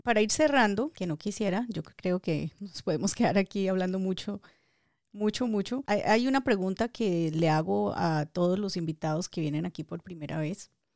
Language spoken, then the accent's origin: Spanish; Dagua, Valle del Cauca, Colombia; Yo amo a mi pueblo, adoro a Dagua.